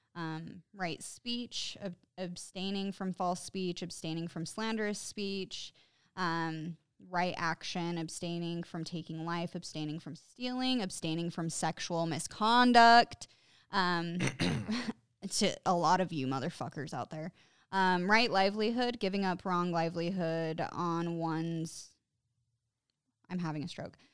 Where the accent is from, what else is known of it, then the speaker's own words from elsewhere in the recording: Utah, United States; growing up in Utah, like, a lot of the people around here are Mormons